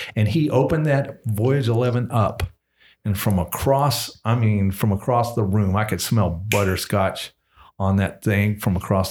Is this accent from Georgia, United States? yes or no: yes; Georgia, United States; now in Kentucky, United States; I'm from Georgia